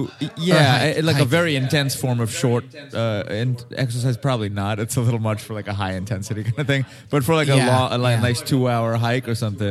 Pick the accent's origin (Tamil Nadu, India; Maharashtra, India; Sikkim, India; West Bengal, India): Maharashtra, India; Mumbai; moved away as an adult; now in Los Angeles, United States; So I grew up in Mumbai in India. Came out to LA for.